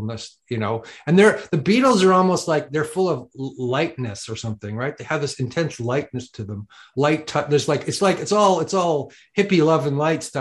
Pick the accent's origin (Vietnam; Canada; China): Canada; I'm from Canada